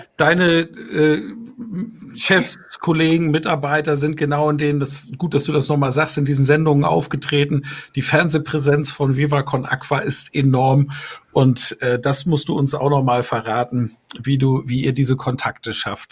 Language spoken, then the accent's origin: German; Bamberg, Bavaria, Germany; Hier in meiner Heimatstadt Bamberg